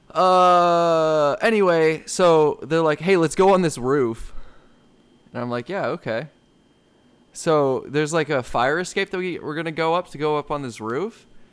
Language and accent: English; United States; I'm an American